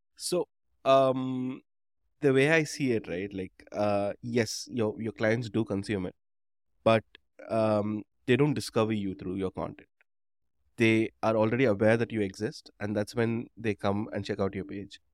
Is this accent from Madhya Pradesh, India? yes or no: no; Chennai, Tamil Nadu, India; I grew up in Madras, um, or Chennai